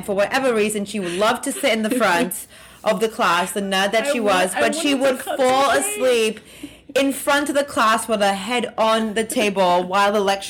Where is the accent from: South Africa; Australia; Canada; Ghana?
South Africa; also born or lived in London; now in New York City, United States; we are two international African girls. I'm from South Africa.